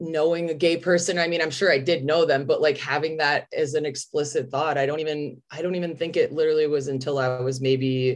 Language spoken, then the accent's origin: English; Chicago, Illinois, United States; now in Los Angeles, United States; I grew up in like a suburb outside of Chicago.